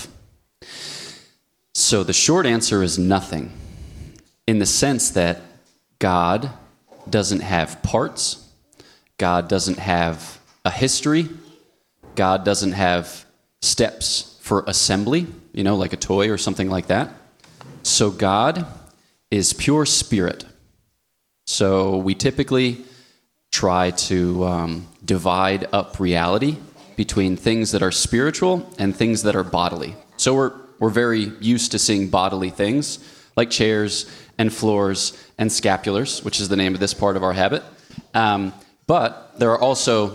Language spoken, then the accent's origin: English; United States; moved away as an adult; also born or lived in Ohio; now in Switzerland; I was born between the cities of Philadelphia